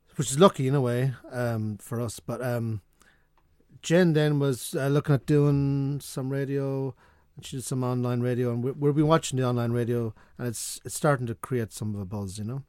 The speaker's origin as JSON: {"language": "English", "town": "Sligo", "region": "Connacht", "country": "Ireland", "said": "I'm from Sligo"}